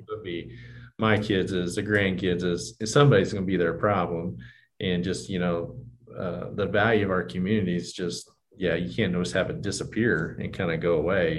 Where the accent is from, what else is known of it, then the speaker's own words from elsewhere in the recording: Johnson City, Kansas, United States; I grew up in Johnson and you know, our bank locations, you know, where Ulysses is kind of the middle size, you know, Johnson, Syracuse, you know, pretty small communities